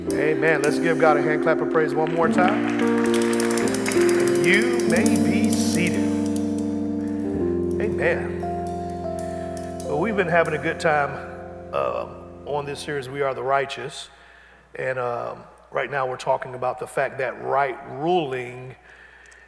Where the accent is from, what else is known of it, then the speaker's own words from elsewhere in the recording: Detroit, Michigan, United States; growing up in Detroit